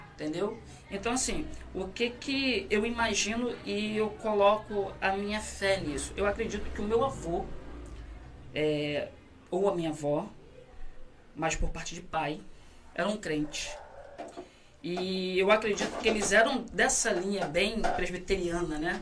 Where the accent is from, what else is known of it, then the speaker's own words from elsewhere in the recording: Rio de Janeiro, Brazil; Fui nascido e criado na Vila do Pinheiro